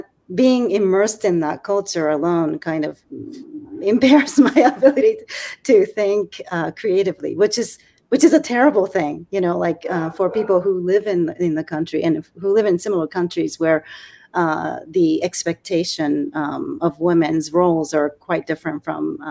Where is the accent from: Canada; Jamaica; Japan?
Japan; English is a second language; now in United States; I grew up in Japan